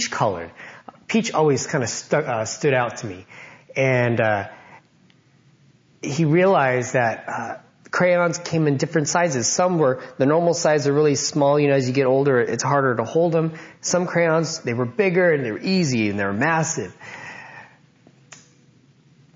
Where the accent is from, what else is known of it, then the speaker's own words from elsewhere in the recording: Loma Linda, California, United States; Growing up, I grew up in Loma Linda